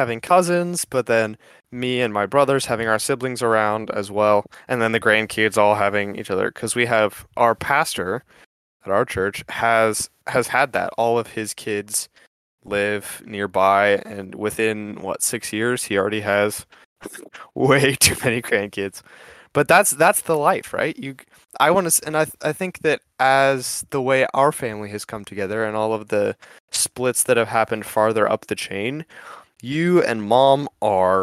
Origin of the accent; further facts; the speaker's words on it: West Coast, United States; I grew up on the West Coast